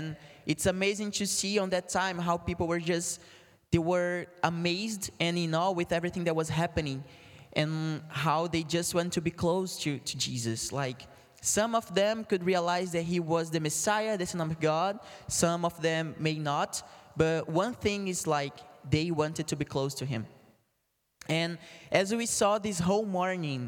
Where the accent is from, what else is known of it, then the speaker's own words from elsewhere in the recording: Brazil; English is a second language; moved away; I'm from Brazil